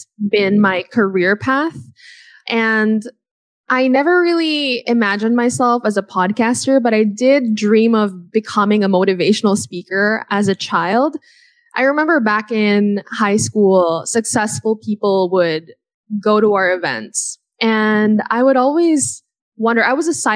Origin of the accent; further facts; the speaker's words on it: United States; When I was a kid, I grew up in America